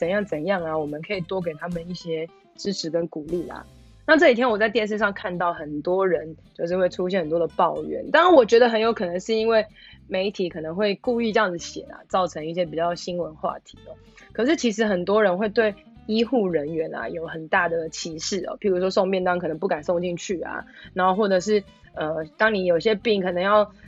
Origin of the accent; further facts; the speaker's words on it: Taipei, Taiwan; 因为我知道我是台北人，